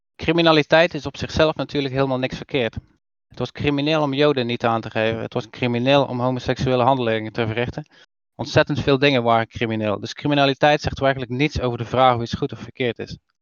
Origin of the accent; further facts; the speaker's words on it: Terneuzen, Zeeland, Netherlands; Terneuzen, wat wel altijd een leuk dingetje is voor mij, want dat is immers waar ik ben geboren